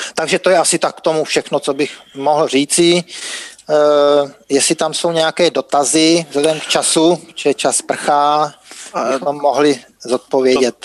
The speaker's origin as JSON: {"language": "Czech", "country": "Czechia", "said": "u nás v Čechách"}